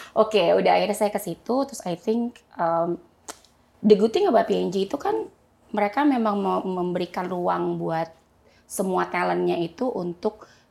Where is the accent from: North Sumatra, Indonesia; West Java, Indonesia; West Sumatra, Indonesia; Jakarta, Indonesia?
Jakarta, Indonesia; saya uh, lahir di Jakarta Pak, ya. gitu. Um, kemudian eh, saya SM, ya saya di Jakarta aja